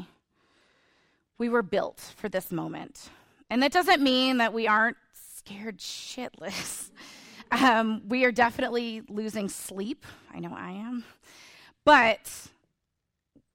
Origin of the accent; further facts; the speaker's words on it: Illinois, United States; Illinois, my home state